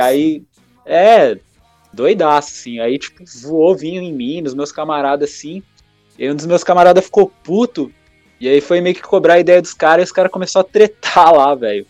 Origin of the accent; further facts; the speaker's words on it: Biritiba Mirim, São Paulo, Brazil; Eu sou de Biritiba Mirim